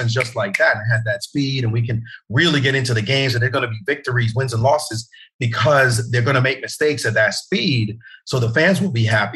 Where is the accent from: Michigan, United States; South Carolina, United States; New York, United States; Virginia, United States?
New York, United States; New York City; also born or lived in Jamaica; I'm from Brooklyn.